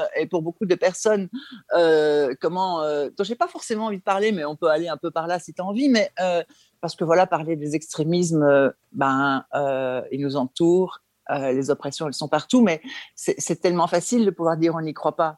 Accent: Belgium; je suis belge, hein, je vis en Belgique

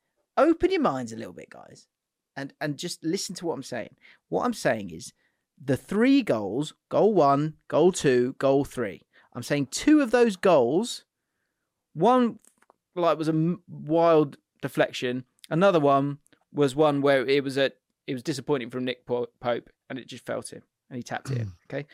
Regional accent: England, United Kingdom; now in United States; I coach youth football out here in the States. I'm originally from England.

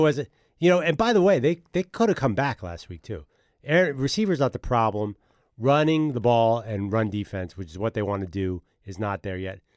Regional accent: Philadelphia, Pennsylvania, United States; I grew up in Philadelphia

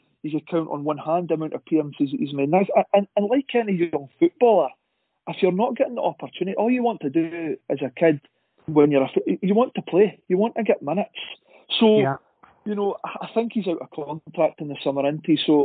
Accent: Dundee, Scotland, United Kingdom; I'm from Dundee

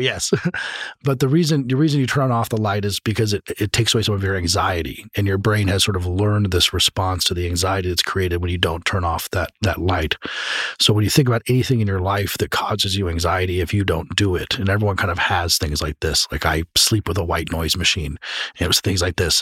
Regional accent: Colorado, United States; I'm from Colorado

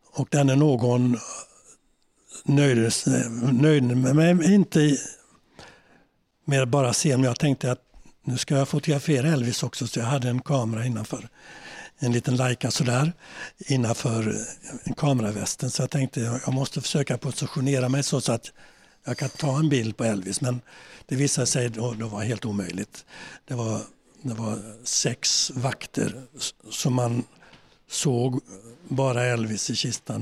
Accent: Sweden; moved away as an adult; also born or lived in New York; som svenskar

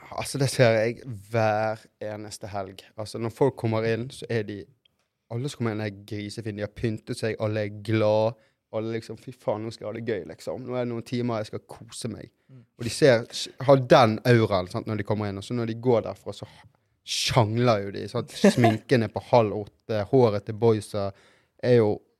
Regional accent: Norway; also born or lived in Brazil (ancestry); her hjemme i Norge

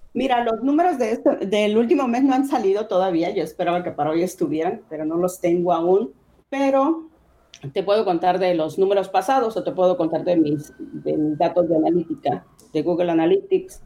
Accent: Sinaloa, Mexico; Somos de Sinaloa, vivimos en Culiacán, vivimos en, en esta zona

